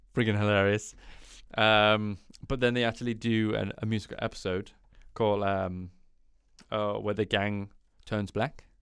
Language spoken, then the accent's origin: English; United Kingdom; being British